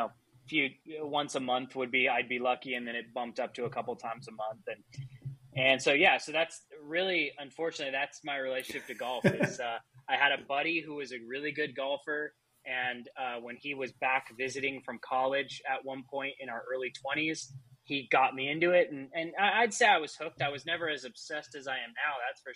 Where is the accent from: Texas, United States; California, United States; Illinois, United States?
California, United States; Southern; I'm basically born and raised in Southern California. So that's I grew up within an hour of where I'm at now.